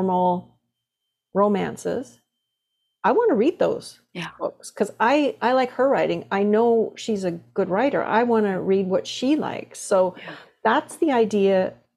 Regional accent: Toronto, Ontario, Canada; growing up in Toronto

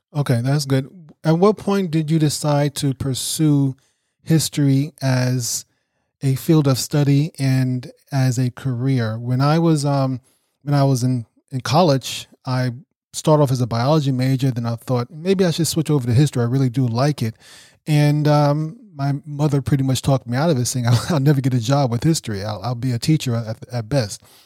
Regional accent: New York City, New York, United States; I grew up in Brooklyn, New York

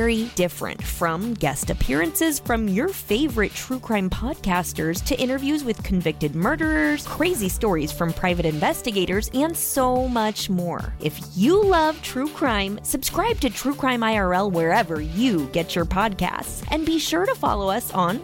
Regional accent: Midwest, United States; I'm from the Midwest

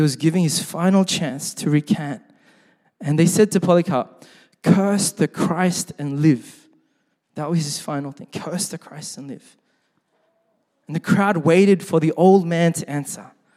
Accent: Sydney, New South Wales, Australia; growing up in Sydney, uh, my parents were first generation Korean immigrants

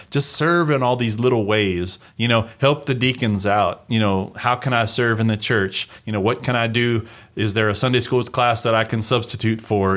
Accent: United States; moved away as an adult; I'm Native American.

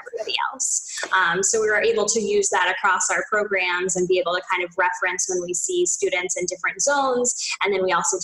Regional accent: Port Jefferson, New York, United States; moved away as an adult; also born or lived in Westchester County, New York; now in Boston, United States; I'm from Long Island. So I grew up in Port Jefferson

